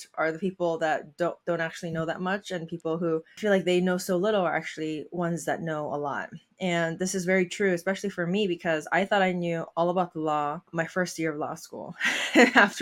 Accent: Seoul, South Korea; now in Baltimore area, United States; I am an immigrant from Seoul, South Korea.

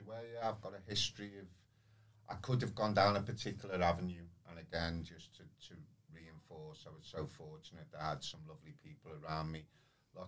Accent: Liverpool, North West England, United Kingdom; I grew up through the 70s and the 80s, and then Liverpool was very, very deprived area

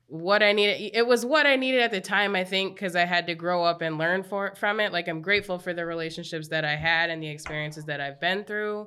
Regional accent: Apple Valley, Minnesota, United States; I grew up in Apple Valley, very white

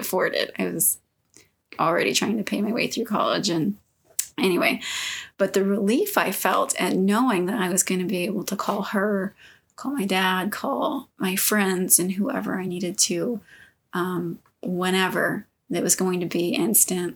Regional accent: Southeast Texas, United States; moved away as an adult; now in Utah, United States; I grew up in Southeast Texas

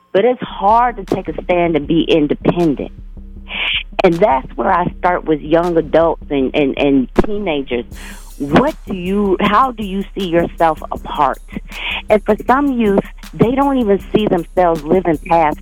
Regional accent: Alabama, United States; now in Minnesota, United States; I'm from Alabama, and that is my business line

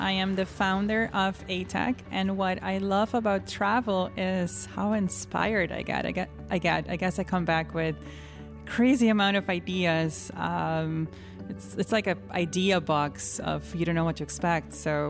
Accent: Aruba; moved away as an adult; now in New York, United States; But really when I moved to New York in 2008, I was born and raised in the Caribbean, believe it or not, on the small island of Aruba.

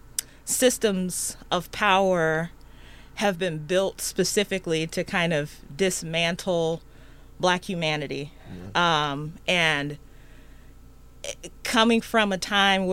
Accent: Chicago, Illinois, United States; moved away as an adult; also born or lived in Sunflower County, Mississippi; now in Davenport, United States; I grew up in Chicago

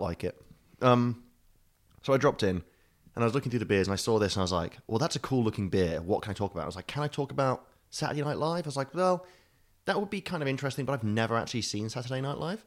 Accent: United Kingdom

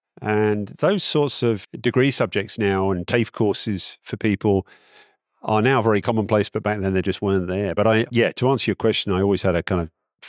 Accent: Malaysia; I grew up in Malaysia as a small kid. I'm in my 50s now.

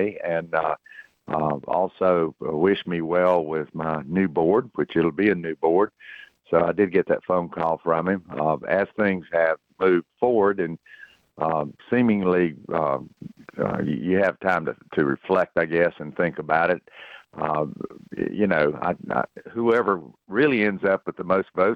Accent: Cornelius, North Carolina, United States; my hometown

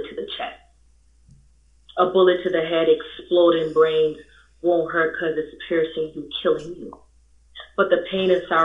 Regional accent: Jamaica; moved away; I'm from Jamaica.

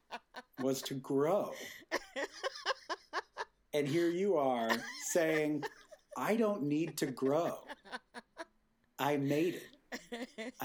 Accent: Boston, Massachusetts, United States; moved away as an adult; also born or lived in Chicago; now in Los Angeles, United States; I was originally from Boston. I went to school there. Then I moved to Chicago

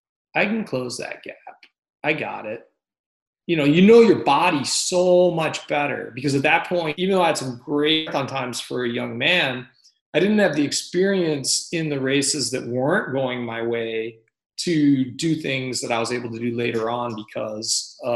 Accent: Fort Benning, Georgia, United States; born there; I was born in Fort Benning, Georgia, when he was serving the latter part of his service.

